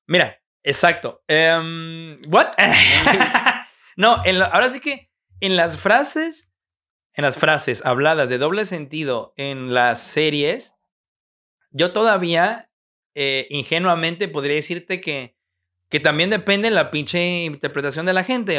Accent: Mexico; como un mexicano

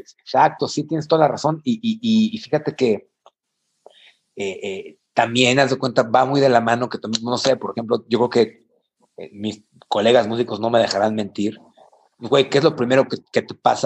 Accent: San Luis Potosí, Mexico; also born or lived in El Mante; yo soy de San Luis

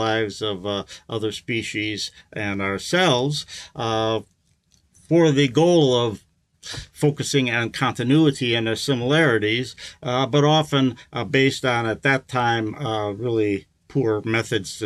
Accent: Milwaukee, Wisconsin, United States; I was raised in the Midwest, in Wisconsin

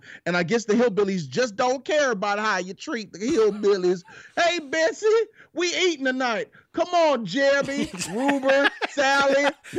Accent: India; I'm Indian, I'm mad, bro. He's making the Indian people look soft.

